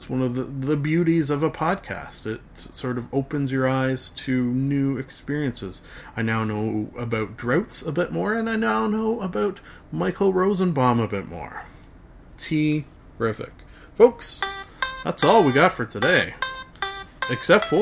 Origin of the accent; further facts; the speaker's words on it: Canada; Being a Canadian